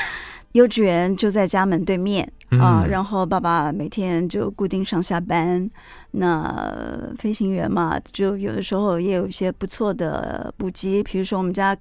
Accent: Gangshan, Kaohsiung, Taiwan; also born or lived in Chiayi; 嘉义真的太小了，已经没有什么记忆。我只知道说自己是在那边出生的啊。嗯，然后到了冈山以后，其实真的是我。对我而言是蛮特别的一段童年经历啊，

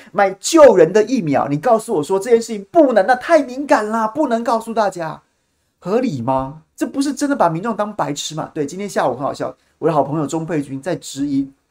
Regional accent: Taiwan; 我们，台湾人民

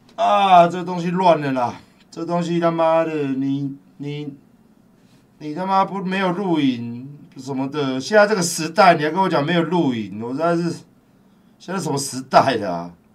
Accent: Taiwan; 我们台湾人

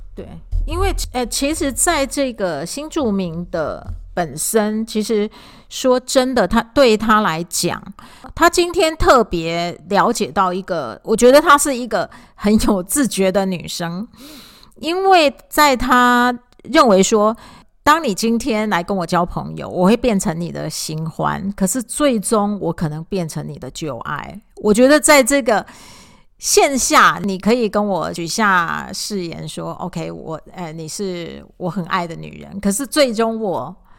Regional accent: Taiwan; 我们台湾的教养并没有这一个部分

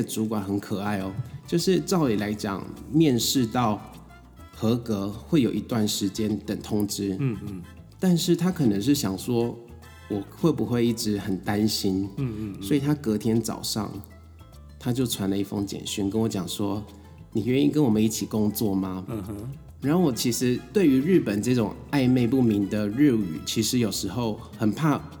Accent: Taiwan; moved away as an adult; now in Tokyo, Japan; 只有我一个台湾人。

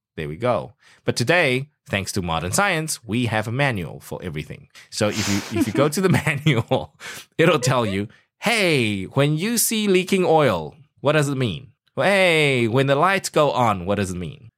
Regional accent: South Africa; moved away; I grew up in South Africa

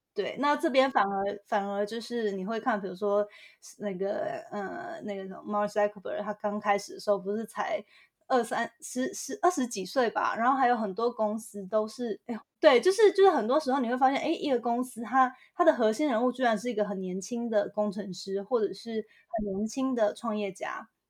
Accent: Hualien, Hualien County, Taiwan; moved away as an adult; now in San Francisco, United States; 我是台湾，台湾就是土生土长的花莲人

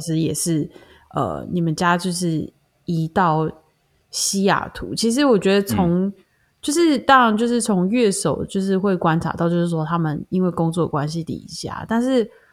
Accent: Taiwan; 我们在台湾长大的思维就比较不像

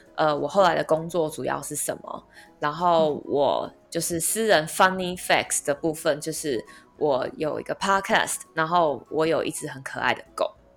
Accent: Taipei, Taiwan; 我从小到大在内湖长大嘛

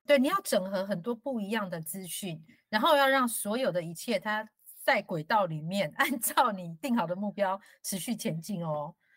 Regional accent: Taiwan; 我是因为在乡下长大

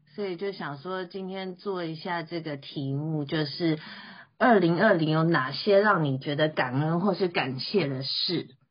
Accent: Taiwan; 我觉得今年其实对台湾人还蛮特别的哈

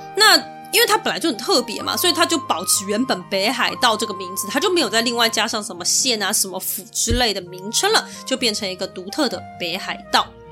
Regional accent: Taiwan; 尤其对我们台湾人来说呢，他们的天气气候是很难以想象的

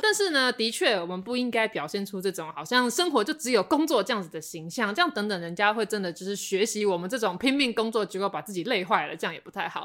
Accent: Taipei, Taiwan; 我身为一个台北人，我就是过太爽了

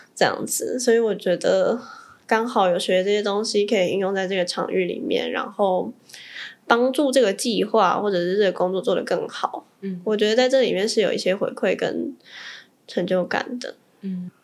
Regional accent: Taipei, Taiwan; also born or lived in Tainan; 我是，我是台北人

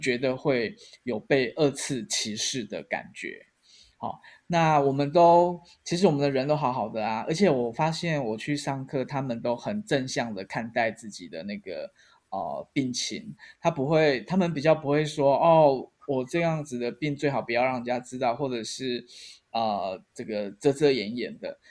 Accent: Taiwan; 我们台湾人

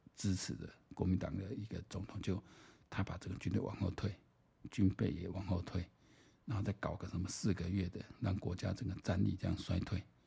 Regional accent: Taiwan; 我们台湾人

